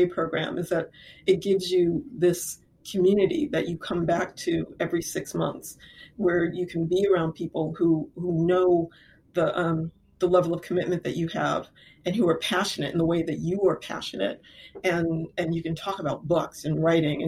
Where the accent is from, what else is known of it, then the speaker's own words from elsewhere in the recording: Lorain, Ohio, United States; I grew up in Lorain, Ohio